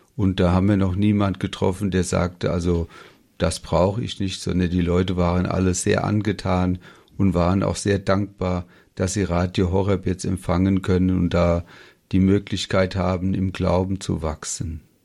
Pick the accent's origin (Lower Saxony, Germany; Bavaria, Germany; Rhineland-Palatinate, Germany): Rhineland-Palatinate, Germany; Ober-Olm; Wir kommen ja aus Oberolm bei Mainz